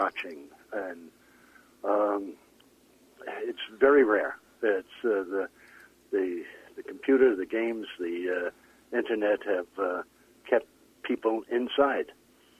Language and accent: English; New York City, New York, United States; moved away as an adult; also born or lived in Queens / Brooklyn; now in British Columbia, Canada; I was born in Queens, moved to Brooklyn when I was 1 week old